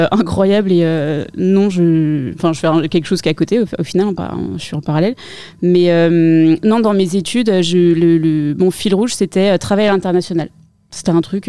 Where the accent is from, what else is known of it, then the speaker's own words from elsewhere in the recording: Paris region, Île-de-France, France; j'ai été élevée en région parisienne